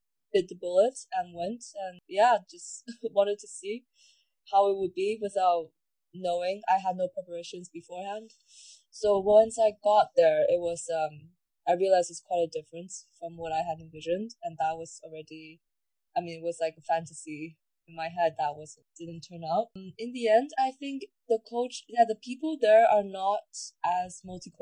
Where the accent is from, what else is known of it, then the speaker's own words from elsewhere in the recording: China; also born or lived in Netherlands / Chicago / London; now in Paris, France; I was born in the Netherlands and grew up in China, then spent a year in Chicago studying fine arts